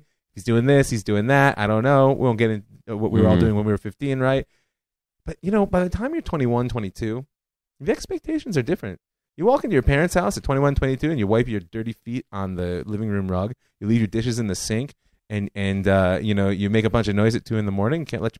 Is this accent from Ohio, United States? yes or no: yes; Cleveland, Ohio, United States; I mean, I grew up in Cleveland, like I said.